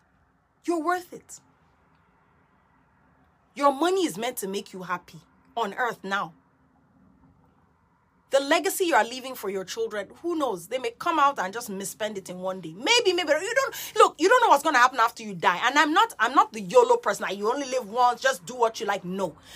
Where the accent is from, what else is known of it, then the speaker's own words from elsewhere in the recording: Nigeria; also born or lived in Guyana / United Kingdom; I am Nigerian. I'm Nigerian, Guyanese, born British, born transplant, third culture kid, whatever.